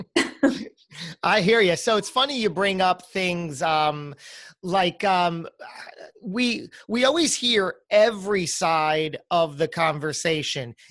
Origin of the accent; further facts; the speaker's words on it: New Jersey, United States; accent: New Jersey; with my New Jersey accent, an American like me